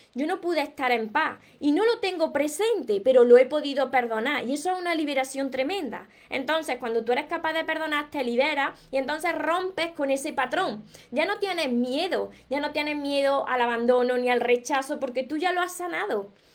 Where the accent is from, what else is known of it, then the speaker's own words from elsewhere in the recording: Córdoba, Andalusia, Spain; accent: Andalusian; no pronuncio la S porque soy de, de Córdoba, Andalucía, entonces me como palabra. Como veréis, tengo un acento peculiar